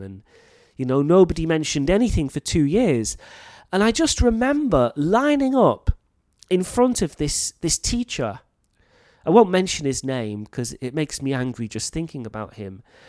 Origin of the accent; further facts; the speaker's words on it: North Wales, United Kingdom; moved away as an adult; now in Thailand; I come from North Wales in the U K, and my accent is quite clear, I think. But there is also a local dialect